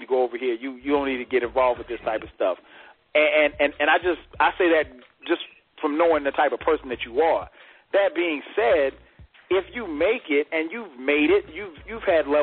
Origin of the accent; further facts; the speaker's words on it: Florence, South Carolina, United States; I grew up in Florence, South Carolina